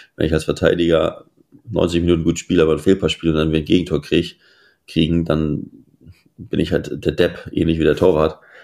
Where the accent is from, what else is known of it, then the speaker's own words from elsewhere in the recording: Hamburg, Germany; also born or lived in Esslingen am Neckar, Baden-Württemberg; Also ich verbringe hier den äh, größte Teil, äh, größten Teil meiner Zeit und bin hier zur Schule gegangen, habe hier Fußball gespielt und arbeite hier auch